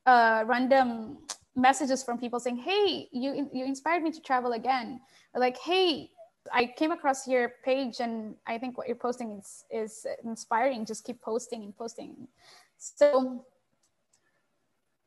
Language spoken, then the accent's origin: English; Philippines; I'm from the Philippines, so it's Southeast Asia.